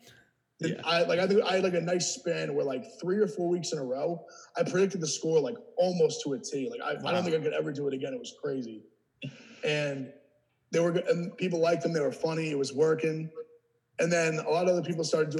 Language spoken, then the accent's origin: English; 45 minutes north of New York City, United States; moved away as an adult; also born or lived in Ohio; I grew up 45 minutes north of New York City.